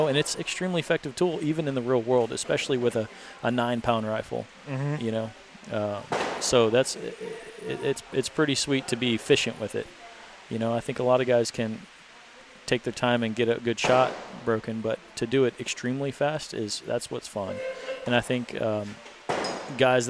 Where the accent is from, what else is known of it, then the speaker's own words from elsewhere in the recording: Texas, United States; I'm from Texas